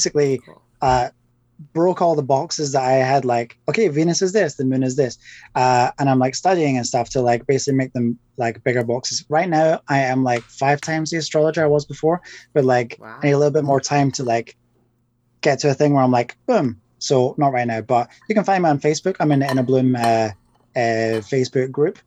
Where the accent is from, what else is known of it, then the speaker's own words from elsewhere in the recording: Scotland, United Kingdom; I'm Scottish